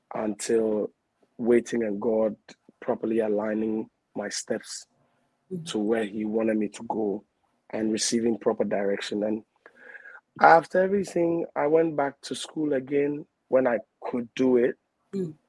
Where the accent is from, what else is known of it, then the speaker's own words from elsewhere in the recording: Accra, Greater Accra, Ghana; I'm a Ghana, um, eldest of six. I hail from the Jamestown, Assay, to be precise